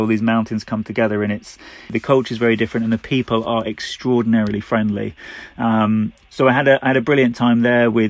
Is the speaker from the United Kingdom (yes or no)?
yes; United Kingdom; we're British